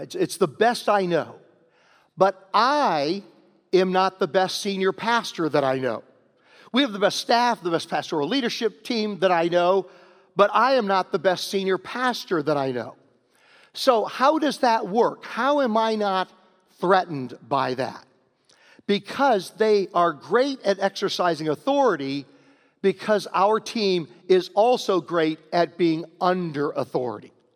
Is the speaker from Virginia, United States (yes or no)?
yes; Virginia, United States; moved away; also born or lived in Homer, New York; I'm from Virginia